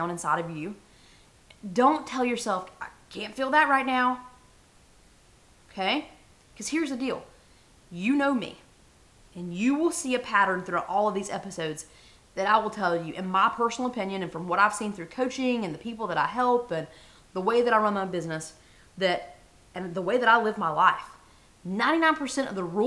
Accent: the South, United States; I was raised in the South.

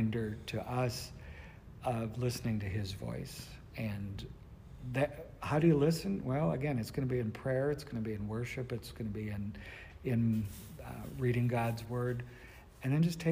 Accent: North Dakota, United States; I'm from North Dakota

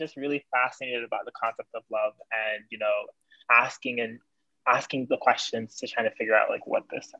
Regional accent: Jamaica; I'm a Black Jamaican man.

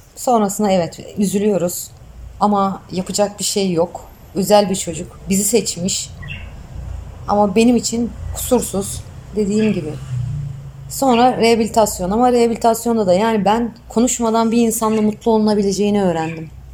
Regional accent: Bilecik Province, Turkey; ben 1976 Bilecik doğumluyum

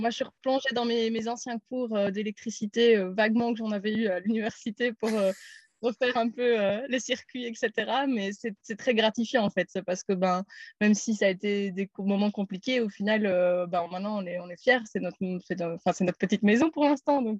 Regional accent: Namur, Wallonia, Belgium; moved away as an adult; also born or lived in Brussels; J'ai eu 30 ans cette année. Je suis de Namur à la base où j'ai fait mes études euh, d'ingénieur de gestion.

